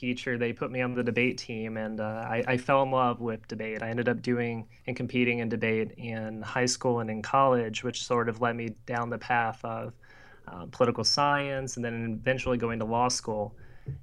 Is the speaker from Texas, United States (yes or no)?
no; Louisiana, United States; I grew up in St. Louis and then moved to Louisiana for middle school and high school.